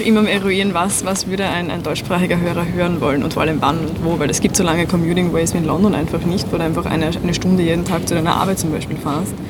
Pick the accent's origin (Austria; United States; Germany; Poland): Austria; Styria; moved away as an adult; now in Vienna, Austria; ich komme ursprünglich aus der Steiermark, wohne seit drei oder vier Jahren jetzt schon in Wien